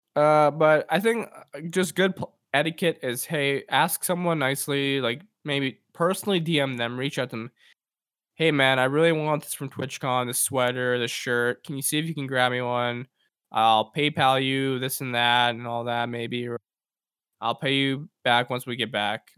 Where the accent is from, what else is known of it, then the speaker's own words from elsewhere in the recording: Edmonton, Alberta, Canada; w-, we're, we're from Edmonton